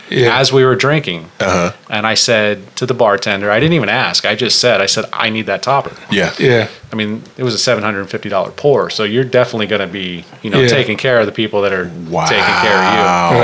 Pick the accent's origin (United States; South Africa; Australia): United States; Torrance, California; Okay. I'm from Los Angeles. Actually, I was born and raised in L.A.